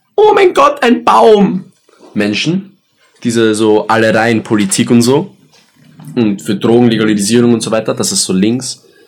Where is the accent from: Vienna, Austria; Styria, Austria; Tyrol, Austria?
Styria, Austria; Graz; wir sind Österreicher